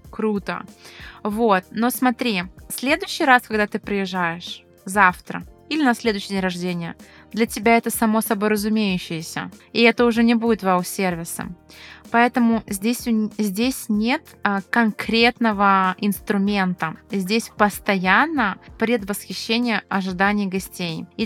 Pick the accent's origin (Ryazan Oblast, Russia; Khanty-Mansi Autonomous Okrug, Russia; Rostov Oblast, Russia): Ryazan Oblast, Russia; Ryazan; когда я, ресторатор из Рязани, приехала в Москву